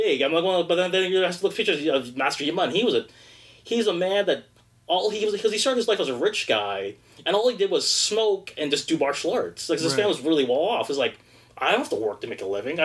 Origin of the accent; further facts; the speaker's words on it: Toronto, Ontario, Canada; I was born and raised in Toronto in the Bathurst St. Clair area, Toronto Western Hospital